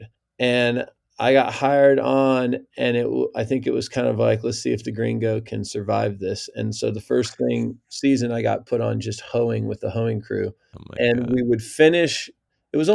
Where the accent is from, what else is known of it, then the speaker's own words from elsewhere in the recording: Central Coast, California, United States; moved away as an adult; also born or lived in Mexico; growing up on the Central Coast, it was always rural